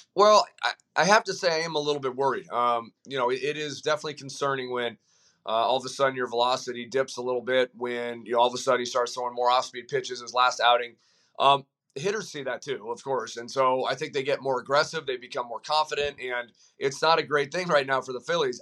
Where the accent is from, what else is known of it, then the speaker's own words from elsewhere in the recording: Colorado, United States; I, I'm from Colorado